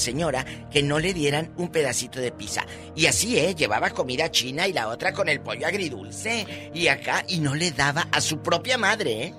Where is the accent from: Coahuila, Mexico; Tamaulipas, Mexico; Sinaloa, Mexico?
Tamaulipas, Mexico; Matamoros; Matamoros, Tamaulipas, mi tierra querida